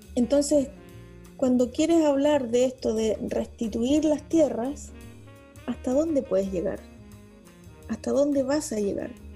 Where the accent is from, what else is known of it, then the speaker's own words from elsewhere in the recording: Patagonia, Aysén, Chile; yo crecí en la Patagonia, crecí entre el campo y la ciudad